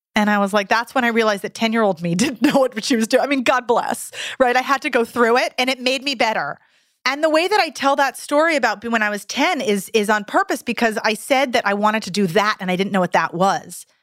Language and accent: English; Santa Cruz, California, United States; in my hometown of Santa Cruz, California